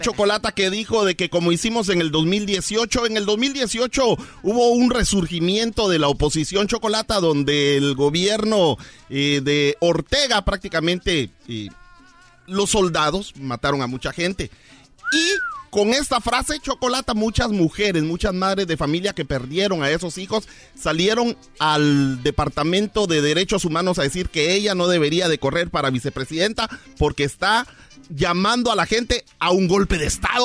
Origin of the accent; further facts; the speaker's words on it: Honduras; mi gente de Honduras